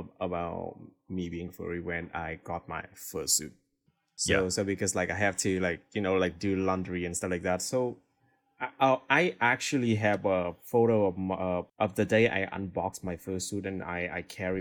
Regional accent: Hanoi, Vietnam; English is a second language; So because like Hanoi is a capital city of Vietnam, so when I was young, my parents was like extremely busy at work.

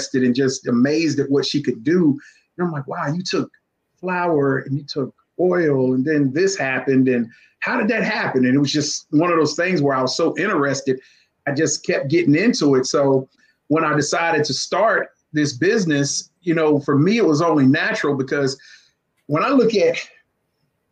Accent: Shelby, North Carolina, United States; also born or lived in Florida; growing up in Shelby, North Carolina, just a little country boy

